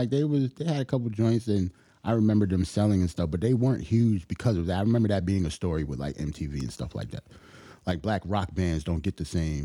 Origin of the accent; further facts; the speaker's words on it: New York City, New York, United States; I'm from Brooklyn.